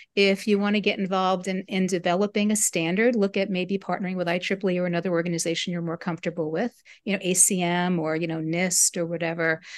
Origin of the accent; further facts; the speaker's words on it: United States; I'm part, part German, part Italian, but I'm American